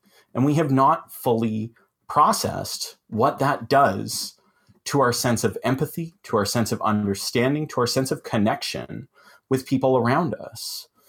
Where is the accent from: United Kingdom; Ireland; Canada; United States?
Canada; Collingwood, Ontario; So this was an example from my hometown here in Collingwood